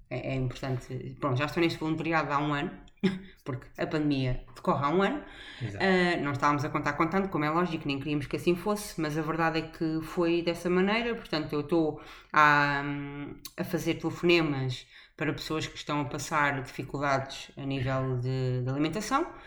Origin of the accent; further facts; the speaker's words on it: Portugal; moved away; sou portuguesa